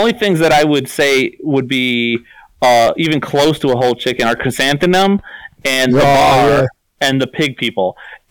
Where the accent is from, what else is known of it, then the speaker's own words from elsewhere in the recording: Chicago, Illinois, United States; I am from Chicago. I live near Chicago